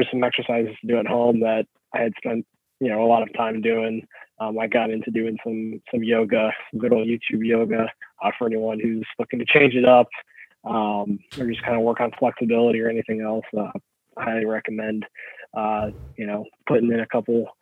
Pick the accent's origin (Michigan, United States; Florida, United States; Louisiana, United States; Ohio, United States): Ohio, United States; Burning River; Burning River and, you know, my hometown race